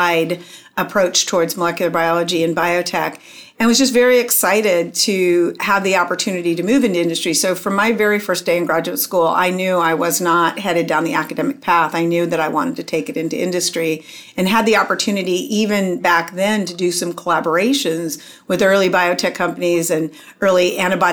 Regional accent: Phoenix, Arizona, United States; moved away as an adult; I grew up in Phoenix, Arizona

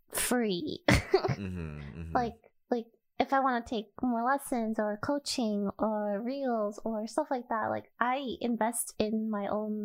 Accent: United States; born there; I was born in America. I don't really have an accent, I guess.

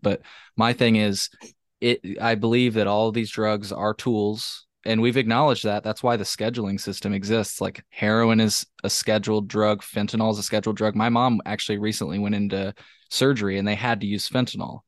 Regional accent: Champaign, Illinois, United States; I'm from Champaign, uh, Champaign

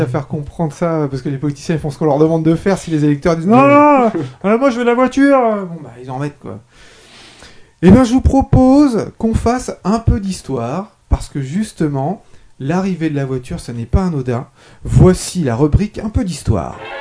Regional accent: France; je suis français

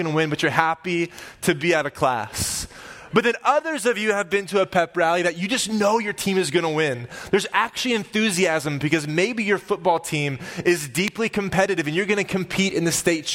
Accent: Oklahoma, United States; growing up in Oklahoma, I was the class president

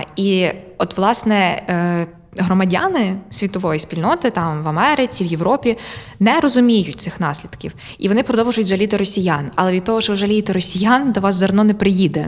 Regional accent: Ukraine; я українка

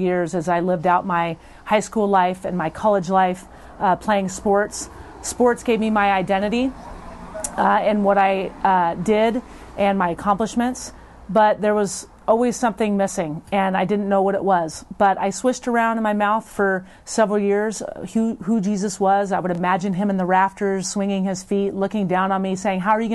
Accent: Portland, Oregon, United States; also born or lived in California / Tigard; I grew up here in Portland. I was born in California. I came when I was really young

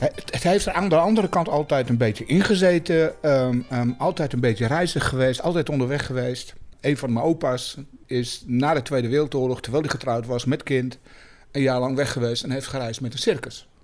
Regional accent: Germany; moved away as an adult; now in Netherlands; Ik ben in Duitsland opgegroeid. Ik heb er heel lang gewoond, ook eh, als, eh, als eh, jonge man.

